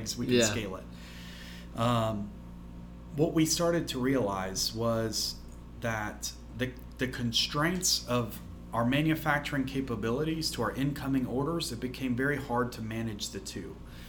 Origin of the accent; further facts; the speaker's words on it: Alabama, United States; I'm from Alabama